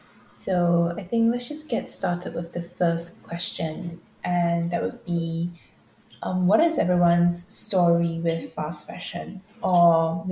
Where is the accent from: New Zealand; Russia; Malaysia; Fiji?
Malaysia; moved away as an adult; now in London, United Kingdom; co-host for Narratives of Asia. I'm a second year Anthropology student and I'm from Malaysia.